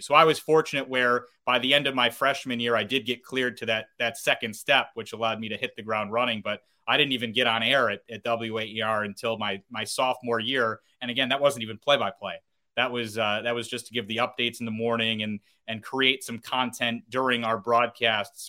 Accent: North Syracuse, New York, United States; I grew up in North Syracuse, New York. I uh, went to Cicero North Syracuse High School.

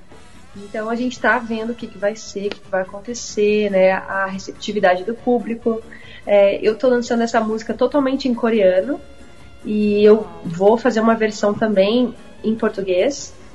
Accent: Brazil; eu realmente sou brasileira, não tenho nenhuma ascendência né, asiática, oriental.

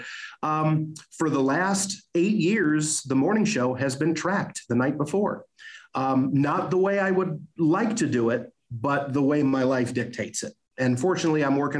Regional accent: Alpena, Michigan, United States; moved away as an adult; now in Cadillac, United States; I enjoyed living in Alpena. It's my home. It's my hometown

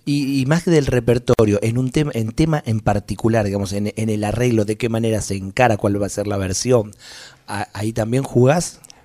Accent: Ramos Mejía, Buenos Aires Province, Argentina; soy de Ramos Mejía

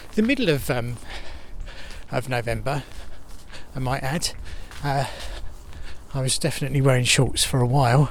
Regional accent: Enfield, London, United Kingdom; it's through Enfield, so I'm just walking through my home town

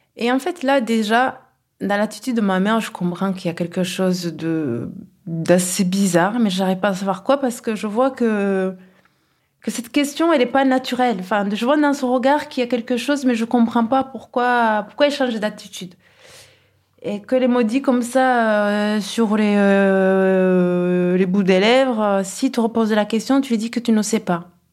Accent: Kigali, Rwanda; now in Toulouse, France; Nous avons grandi à Kigali dans un climat familial euh, très doux

